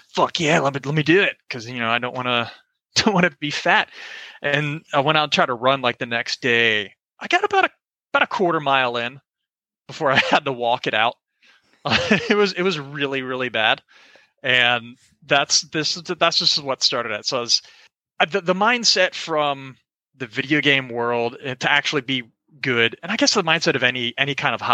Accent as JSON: {"language": "English", "town": "Orlando", "region": "Florida", "country": "United States", "tie": "born or raised there", "said": "So I'm from Orlando, Florida. Grew up there my whole life."}